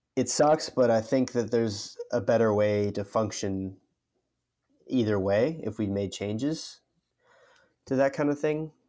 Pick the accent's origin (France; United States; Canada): United States; as an American citizen